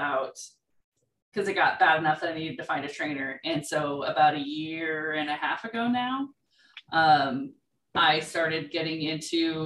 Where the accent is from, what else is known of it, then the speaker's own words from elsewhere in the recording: Northern California, United States; I was raised poor in Northern California